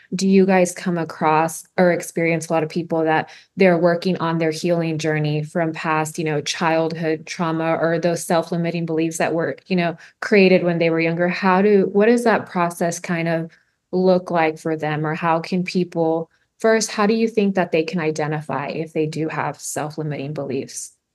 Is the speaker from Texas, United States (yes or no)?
yes; Harlingen, Texas, United States; I grew up in the Valley, I grew up in Harlingen too